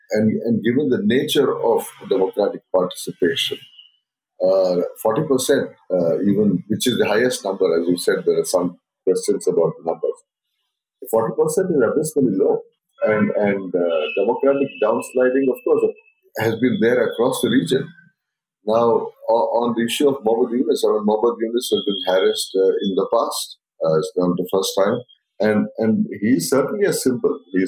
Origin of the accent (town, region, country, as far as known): India